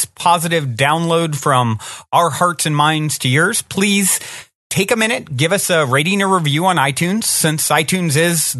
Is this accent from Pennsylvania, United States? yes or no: no; Virginia, United States; I grew up in Virginia